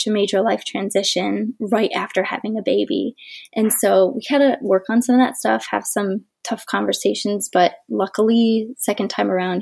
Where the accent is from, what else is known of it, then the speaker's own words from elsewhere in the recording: Ohio, United States; moved away; We are both from Ohio, so we're a long way from home.